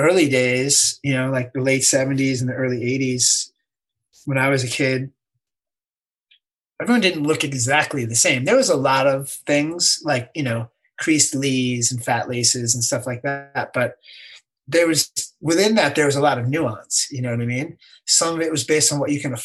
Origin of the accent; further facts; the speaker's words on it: suburbs of New York, United States; I was from the suburbs of New York